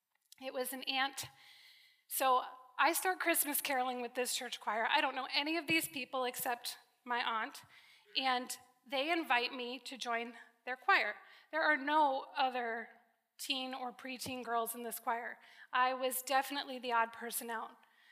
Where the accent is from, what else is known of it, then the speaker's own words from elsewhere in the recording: Connecticut, United States; I was born and raised in Connecticut. I'm an East Coast girl. One more East Coast girl in the room. I don't sound like it. I've been off the East Coast long enough that I no longer have that thick accent.